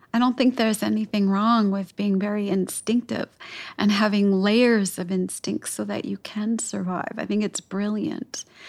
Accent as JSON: {"language": "English", "town": "Chicago", "region": "Illinois", "country": "United States", "tie": "born or raised there", "said": "parts of my city here, uh, where I grew up in Chicago"}